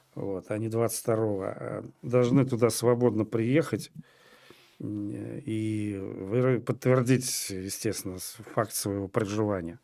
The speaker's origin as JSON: {"language": "Russian", "region": "Moscow", "country": "Russia", "said": "я москвич по одной из линий в шестом поколении"}